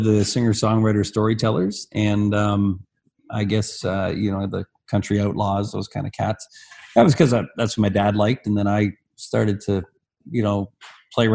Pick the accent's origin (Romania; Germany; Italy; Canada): Canada; Barrie, Ontario; also born or lived in Alberta; my hometown of Barrie, when I was about 16